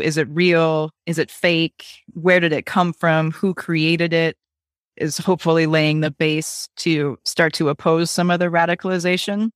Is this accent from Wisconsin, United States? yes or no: yes; Wisconsin, United States; I grew up in Wisconsin